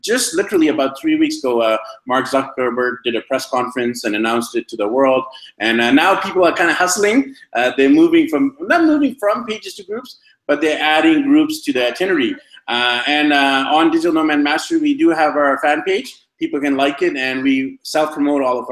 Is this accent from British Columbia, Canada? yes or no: yes; Vancouver, British Columbia, Canada; moved away as an adult; now in Medellin, Colombia; my hometown of Vancouver, BC, Canada